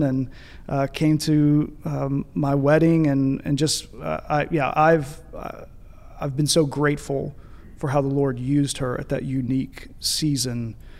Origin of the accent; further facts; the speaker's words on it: Paducah, Kentucky, United States; moved away as an adult; now in Birmingham, United States; We both grew up in Paducah, Kentucky